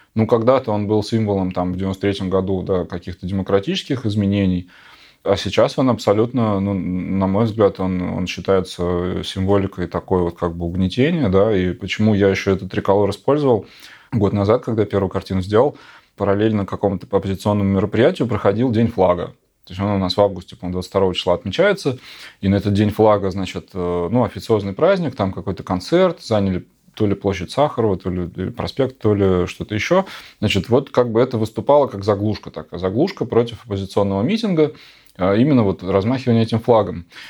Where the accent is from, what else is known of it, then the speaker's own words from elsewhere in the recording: Novosibirsk, Novosibirsk Oblast, Russia; now in Moscow, Russia; Город наш, Новосибирск, откуда я родом